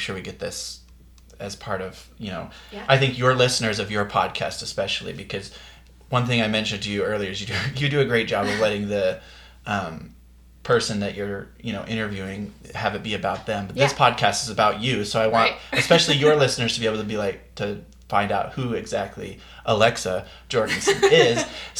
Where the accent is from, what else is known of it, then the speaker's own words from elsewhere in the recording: Logan, Utah, United States; I'm from Logan, Utah